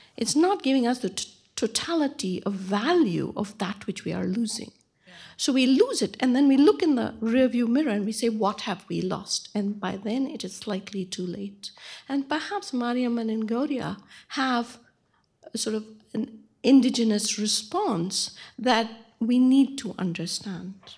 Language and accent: English; Bangalore, Karnataka, India; moved away; my hometown of Bangalore